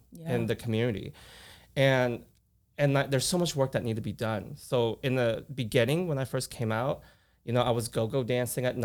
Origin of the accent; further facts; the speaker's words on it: Oklahoma, United States; I grew up in Oklahoma where I don't see Asian men that much